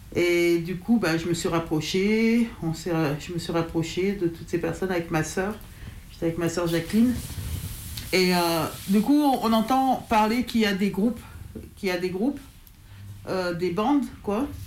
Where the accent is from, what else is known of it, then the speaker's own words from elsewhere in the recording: Dardilly, Auvergne-Rhône-Alpes, France; moi j'ai grandi à Dardy